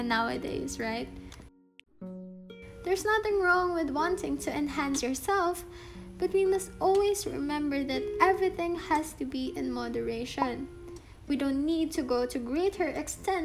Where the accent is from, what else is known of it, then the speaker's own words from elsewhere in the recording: Philippines; being a Filipino